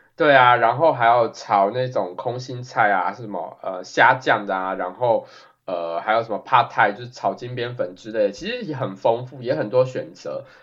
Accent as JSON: {"language": "Chinese", "country": "Taiwan", "moved": "yes", "lives_now": "United States", "said": "我有跟他讲我是台湾人"}